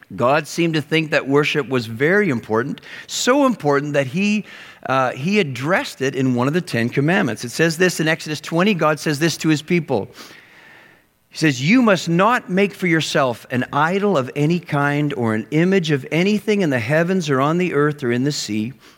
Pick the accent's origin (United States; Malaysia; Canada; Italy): Canada; Western Canada; moved away; I grew up in Western Canada